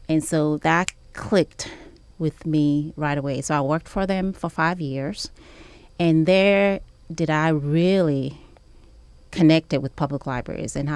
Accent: New York City, New York, United States; So I grew up in New York City and I left New York after graduating from high school to see other places

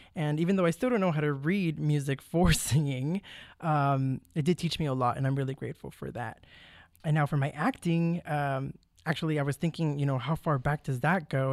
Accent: McAllen, Texas, United States; moved away as an adult; also born or lived in Mission, Texas / College Station, Texas; I was born in Mission, Texas, but I was raised in McAllen, Texas, but I lived my whole life in the Valley

